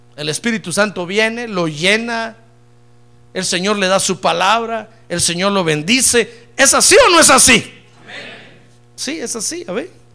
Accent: Guatemala; Yo soy de Guatemala

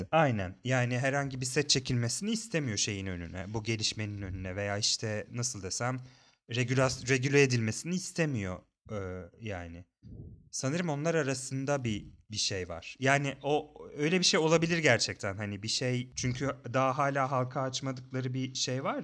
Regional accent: New York City, New York, United States; Ben orada doğup büyüdüm.

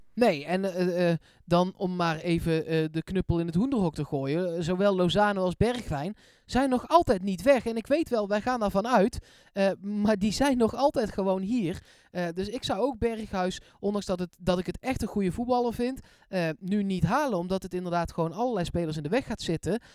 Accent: Eindhoven, North Brabant, Netherlands; ik kom uit Eindhoven en ik speelde bij de voetbalvereniging die nu Wodan heet, dat is in Woensel

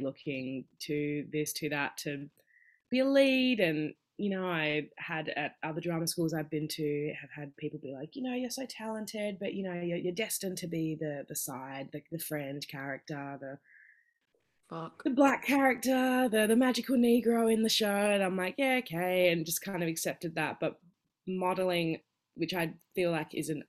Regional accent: Perth, Western Australia, Australia; moved away as an adult; now in Melbourne, Australia; growing up in Perth

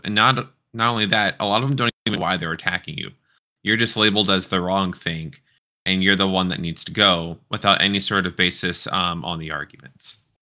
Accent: Houston, Texas, United States; moved away; I'm actually originally from the same part of Texas as you

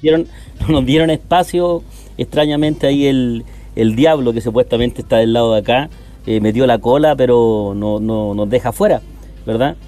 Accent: Puente Alto, Santiago Metropolitan Region, Chile; yo soy de Puente Alto

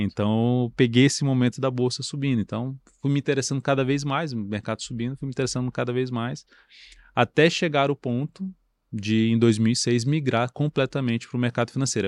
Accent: Brasília, Federal District, Brazil; eu nasci em Brasília, sempre morei em o Brasília

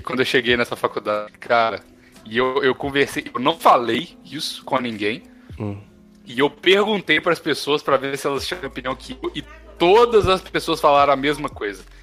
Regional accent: Brazil; now in France; quando eu falei brasileiro

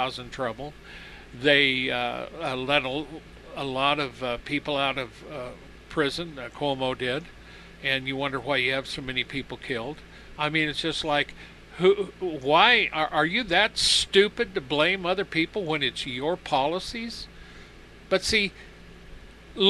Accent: United States; I was born and raised in America

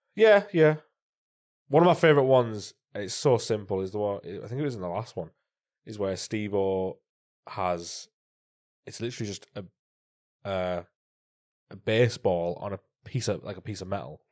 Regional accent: North East England, United Kingdom; I'm from Northeast

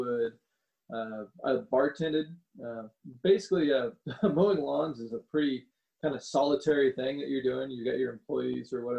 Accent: Nixa, Missouri, United States; I'm from Nixa, which is a small town just south of Springfield

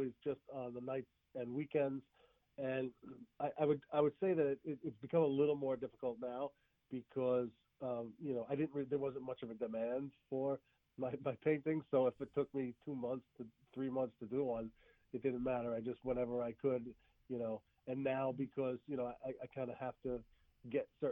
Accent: Bayonne, New Jersey, United States; I'm from Bayonne, New Jersey

